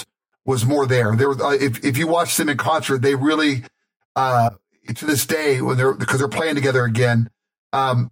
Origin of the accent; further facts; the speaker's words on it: Pittsburgh, Pennsylvania, United States; moved away; I grew up in Pittsburgh area